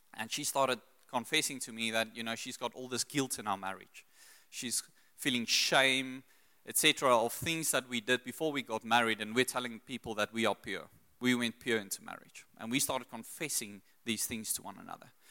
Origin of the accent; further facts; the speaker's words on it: South Africa; also born or lived in Secunda / Pretoria / Brits / Australia; I grew up in Secunda, Pretoria, then moved to Brits.